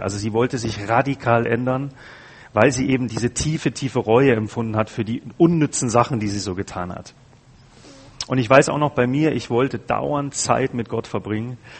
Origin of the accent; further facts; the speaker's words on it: Bavaria, Germany; ich komme ja aus Bayern